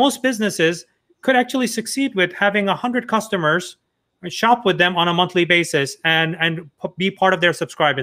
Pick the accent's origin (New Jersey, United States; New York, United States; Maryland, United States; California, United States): New York, United States; I'm from New York